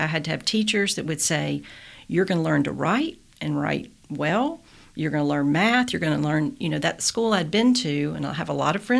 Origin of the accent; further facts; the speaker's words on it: Selma, Alabama, United States; now in Jefferson County, United States; But economically, education-wise, it's sadly very depressed. But it's still my hometown